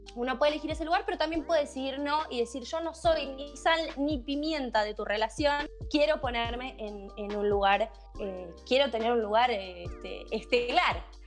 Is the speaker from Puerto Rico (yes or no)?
no; Bahía Blanca, Buenos Aires Province, Argentina; yo soy de Bahía Blanca